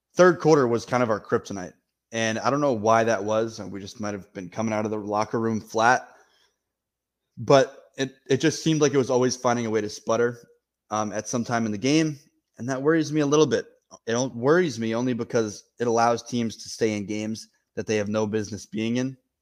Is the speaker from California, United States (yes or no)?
no; Maine, United States; I grew up in Maine